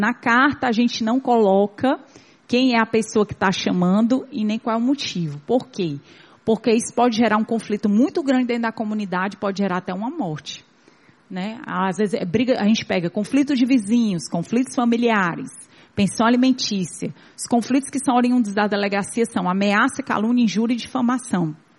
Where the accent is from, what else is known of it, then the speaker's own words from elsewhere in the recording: Ceará, Brazil; como cearenses